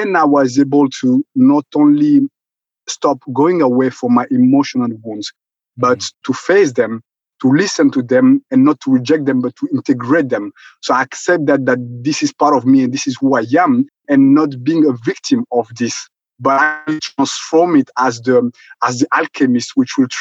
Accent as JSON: {"language": "English", "country": "Rwanda", "moved": "yes", "said": "originally I'm originally from Rwanda. And as you know, I was there during the genocide in 1994."}